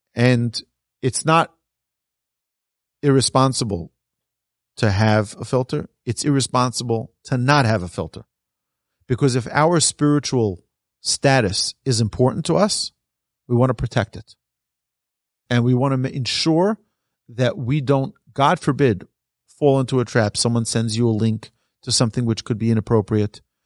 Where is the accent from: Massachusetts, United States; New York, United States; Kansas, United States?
New York, United States; I'm from New York